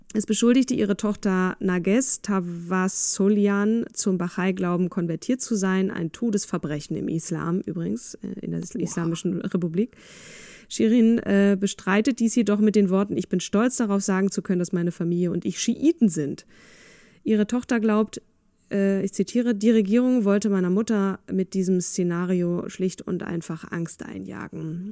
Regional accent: Germany; also born or lived in Vienna, Austria; ich wurde natürlich sofort als Piefke enttarnt

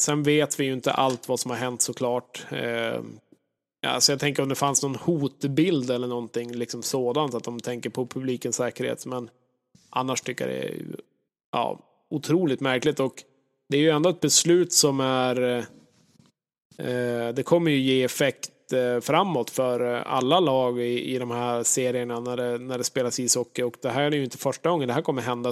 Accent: Norrland, Sweden; jag är ju verkligen en norrlänning, född, född på fel ställe på jorden

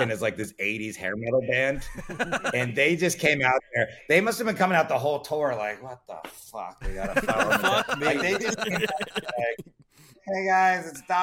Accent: Miami, Florida, United States; I grew up in Miami, Florida

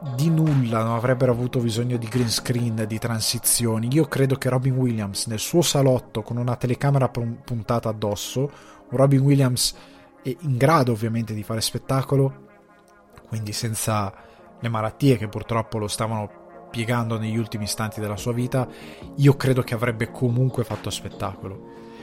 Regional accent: Milan, Lombardy, Italy; also born or lived in Sicily; i miei genitori sono siciliani, noi eravamo trasferiti a Milano, tutti i Natali che ho fatto li ho fatti a casa nostra

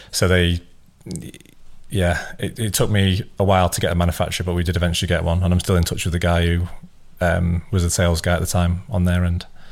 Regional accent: Scunthorpe, Yorkshire and the Humber, United Kingdom; moved away as an adult; also born or lived in Leeds; I was from Scunthorpe originally, which is about an hour away

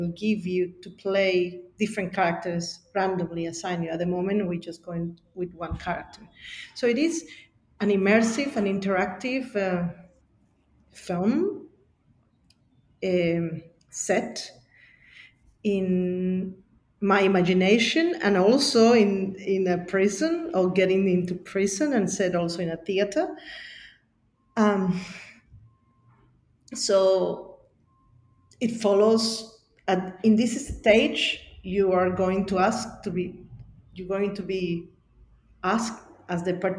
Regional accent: Bolivia; now in Sydney, Australia; growing up in Bolivia and being Quechuas and Aymaras from Bolivia

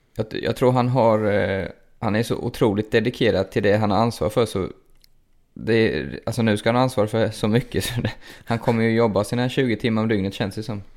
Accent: Linköping, Östergötland, Sweden; min hemstad här då, så det blir ju Bert till Linköping

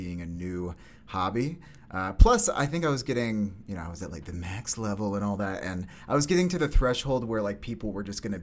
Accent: Syracuse, New York, United States; also born or lived in Kingston, Pennsylvania / Rochester, New York; now in Brooklyn, United States; move up to upstate New York, Syracuse, a little 315, and was there till high school

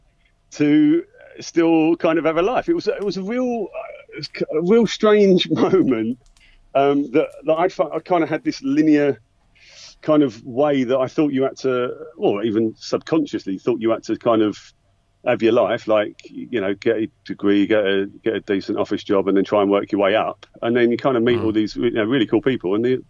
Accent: Essex, East of England, United Kingdom; moved away as an adult; now in London, United Kingdom; So I grew up in Essex, but, you know, I moved to London went after uni

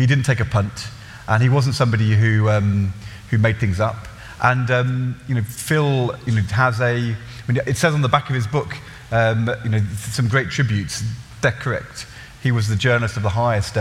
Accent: Norwich, East of England, United Kingdom; I was born in Norwich in 1967

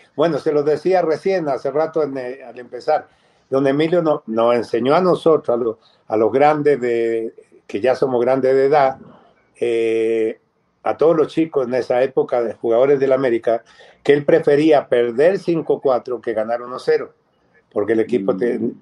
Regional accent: Chile; moved away as an adult; now in Mexico; siendo chileno, habiendo nacido ya naturalizado mexicano

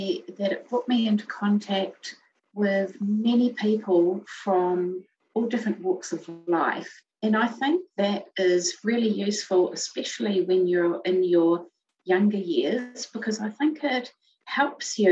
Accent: Melbourne, Victoria, Australia; moved away as an adult; also born or lived in Hamilton, New Zealand; now in New Zealand; we originally started out in New Zealand in a city called Hamilton. And then we moved across to Melbourne.

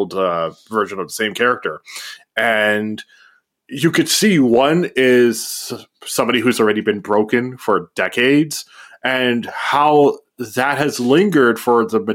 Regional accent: Canada; you and I grew up in the Canadian school system.

